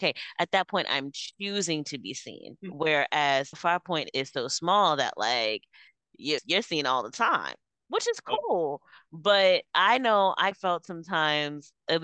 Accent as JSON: {"language": "English", "town": "New York City", "region": "New York", "country": "United States", "tie": "born or raised there", "said": "I was born in New York City"}